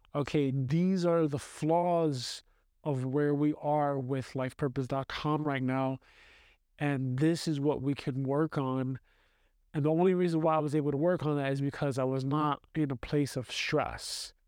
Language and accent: English; New York City, New York, United States; moved away as an adult; now in Austria; I grew up in New York City